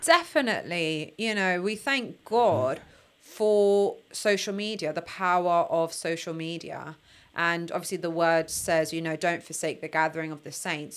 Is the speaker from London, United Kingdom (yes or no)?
yes; London, United Kingdom; I was raised in Ealing